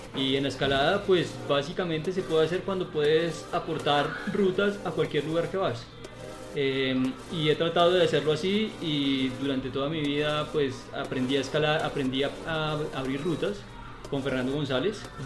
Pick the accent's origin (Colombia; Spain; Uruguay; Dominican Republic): Colombia; Bogotá; soy bogotano, en mis raíces soy un criollo total, porque mi papá es, es, de, mm, es caldense y mi mamá es de Boyacá. Yo, soy, yo nací en Bogotá